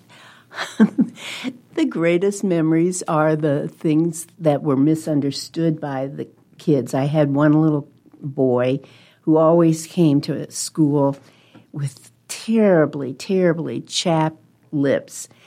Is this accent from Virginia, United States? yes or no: no; Webster Groves, Missouri, United States; moved away as an adult; also born or lived in New Jersey; now in Omaha, United States; I, uh, was born in New Jersey, grew up in Webster Groves, Missouri, which is a suburb of Saint Louis